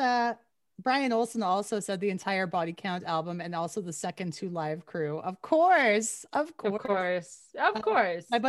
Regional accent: Canada; I'm Canadian

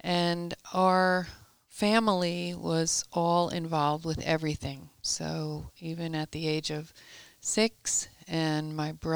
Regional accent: Long Island, New York, United States; I was born and raised in Long Island, New York

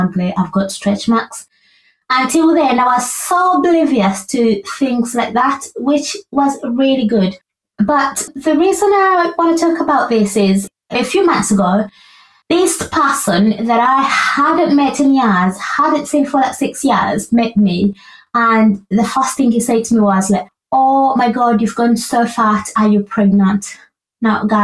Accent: Uganda; moved away as an adult; I was raised in Uganda for pretty much most of my young life and young adult life.

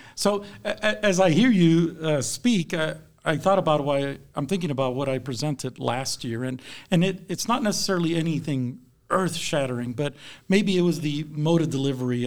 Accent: South Texas, United States; now in Kansas, United States; I grew up in South Texas, so I'm a transplant to Kansas.

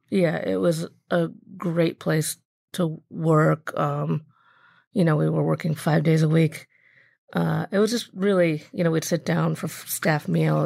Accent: Birmingham, Michigan, United States; I grew up in Michigan, actually. I grew up in a suburb of Detroit called Birmingham

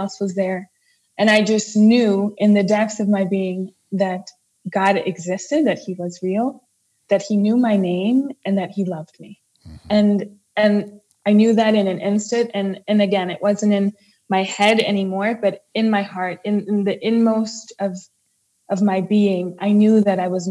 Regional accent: New Jersey, United States; So I was from New Jersey.

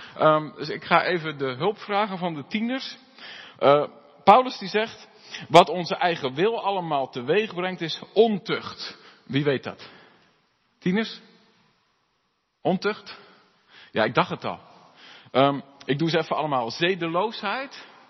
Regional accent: Alblasserwaard, South Holland, Netherlands; moved away; waar ik vandaan kom, eh, in de Alblassewaard

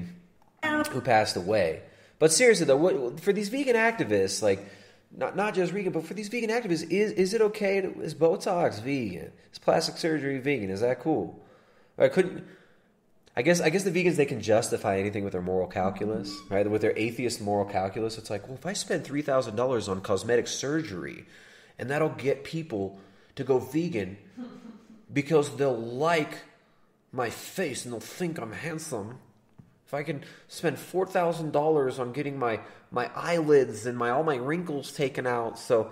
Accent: Toronto, Ontario, Canada; I'm from Toronto

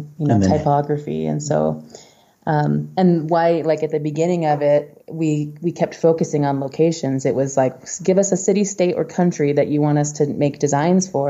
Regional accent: Anaheim, California, United States; moved away as an adult; now in Utah, United States; I grew up in mostly in Southern California, in Anaheim. And then we moved to Northern California my junior year of high school

